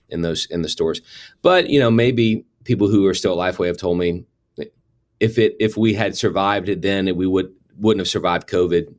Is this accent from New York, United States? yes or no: no; New Orleans, Louisiana, United States; moved away as an adult; I grew up in the New Orleans area and stayed there all the way through high school graduation